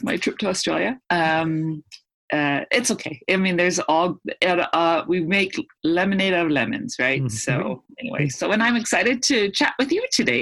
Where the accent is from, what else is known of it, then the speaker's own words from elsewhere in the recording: Canada; also born or lived in Edmonton, Alberta; being a Canadian. It's freezing cold up here